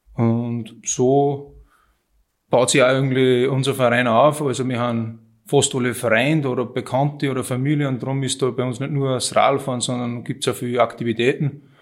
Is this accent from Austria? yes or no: yes; Münzkirchen, Upper Austria, Austria; Ich bin eigentlich aus Münzkirchen